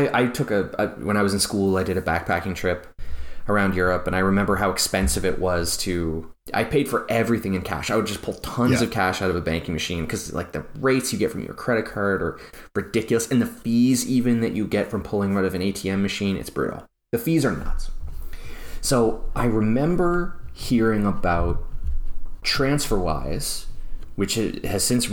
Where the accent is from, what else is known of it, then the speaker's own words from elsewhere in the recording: Canada; they know me as a Canadian in this bank account